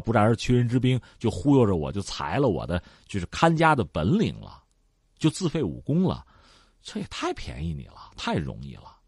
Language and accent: Chinese; China; 对我们中国人来讲